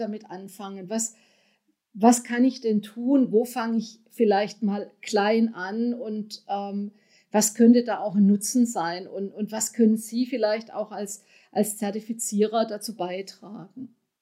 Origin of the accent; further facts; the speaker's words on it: Germany; wir sind als Deutsche